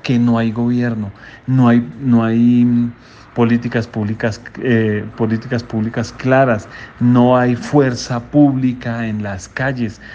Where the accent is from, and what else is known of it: Colombia